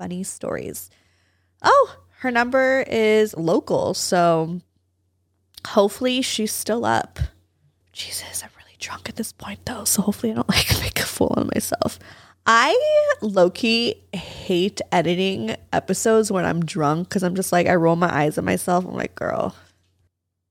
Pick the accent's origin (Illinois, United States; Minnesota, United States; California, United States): California, United States; Valencia; That's just where I grew up.